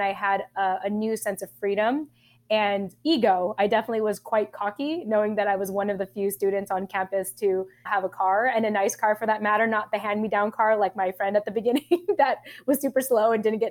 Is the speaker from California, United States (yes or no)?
yes; Southern California, United States; also born or lived in Japan; I was raised in SoCal or Southern California